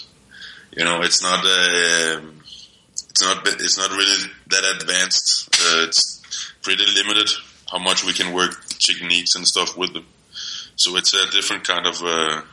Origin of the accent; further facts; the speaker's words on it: Denmark; moved away; I'm 26 and I'm from Denmark.